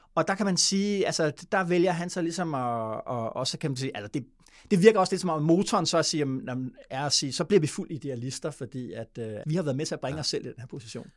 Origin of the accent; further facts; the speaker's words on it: Denmark; som dansker